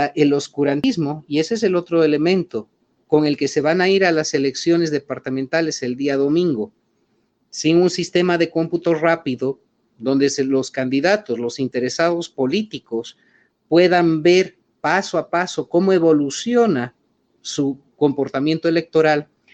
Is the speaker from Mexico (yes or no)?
no; Bolivia